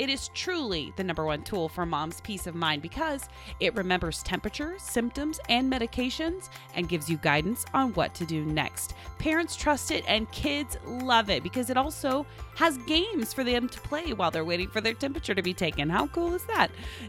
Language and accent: English; Oklahoma, United States; and I'm from Oklahoma, born